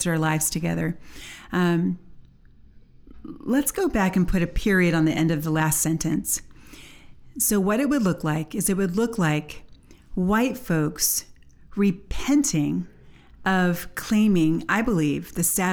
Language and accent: English; United States; we are from America. We had our civil rights movement